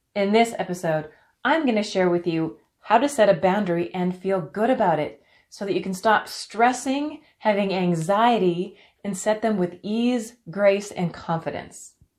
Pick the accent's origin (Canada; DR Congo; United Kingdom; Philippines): Canada; I'm from Canada